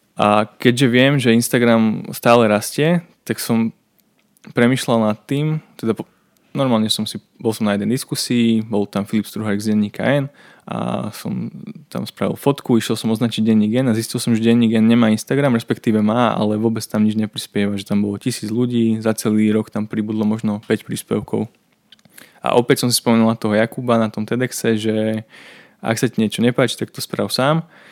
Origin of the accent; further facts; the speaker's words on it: Dolný Lopašov, Trnava Region, Slovakia; also born or lived in Piešťany; som z dediny, z dolného Lopašova